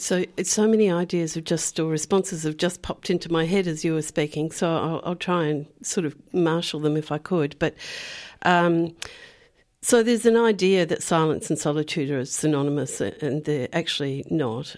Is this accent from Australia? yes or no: yes; Perth, Western Australia, Australia; moved away; I I grew up on the Swan River, which is a, a, massive river. You know, I was down near Perth.